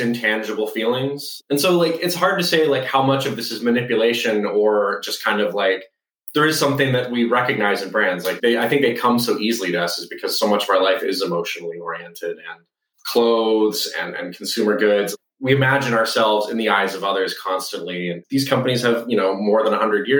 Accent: Southeast Texas, United States; moved away; I grew up in Southeast Texas in a town 2 hours from anything good

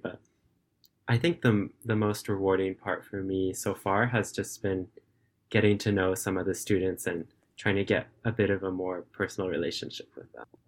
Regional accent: California, United States; now in Japan; I'm currently a student and I live in Japan, but I'm originally from California in the United States

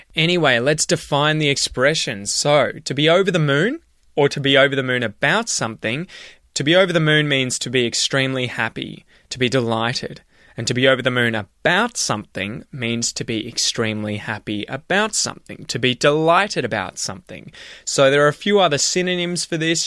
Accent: Australia; being Australian

